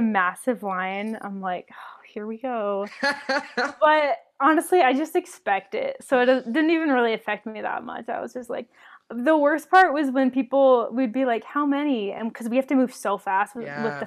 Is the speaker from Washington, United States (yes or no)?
yes; Washington, United States; moved away as an adult; also born or lived in Minnesota / Orlando, Florida; I'm originally from Washington State